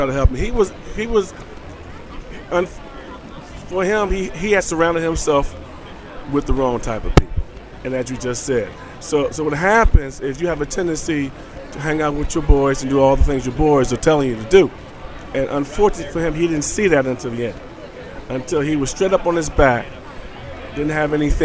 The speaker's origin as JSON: {"language": "English", "town": "Philadelphia", "region": "Pennsylvania", "country": "United States", "said": "I'm from North Philadelphia. Right from the hood"}